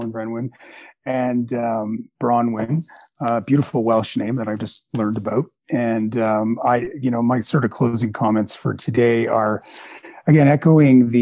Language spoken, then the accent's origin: English; Quebec, Canada; now in Alberta, Canada; I lived through two referendums growing up in Quebec